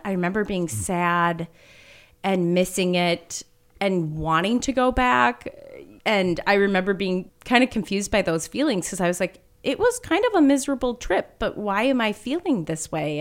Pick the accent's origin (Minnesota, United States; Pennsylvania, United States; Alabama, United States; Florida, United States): Minnesota, United States; Minneapolis; moved away as an adult; now in Grand Marais, United States; I grew up in Minneapolis, so grew up in the city